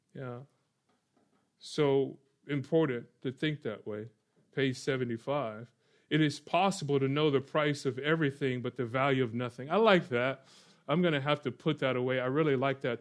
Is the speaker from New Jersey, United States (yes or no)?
no; Orlando, Florida, United States; moved away; I grew up in Or-, Orlando, Florida